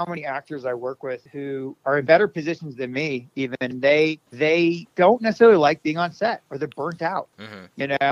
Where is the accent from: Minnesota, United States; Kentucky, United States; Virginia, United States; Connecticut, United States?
Minnesota, United States; moved away; I'm from Minnesota originally